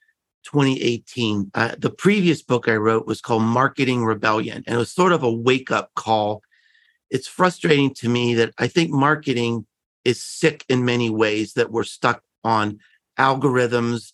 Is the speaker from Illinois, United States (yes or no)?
no; Pittsburgh, Pennsylvania, United States; I grew up in Pittsburgh